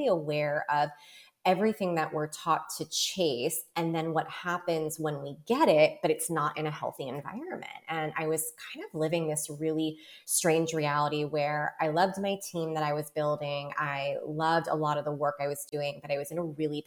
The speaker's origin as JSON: {"language": "English", "town": "New York City", "region": "New York", "country": "United States", "tie": "born or raised there", "said": "I grew up in New York"}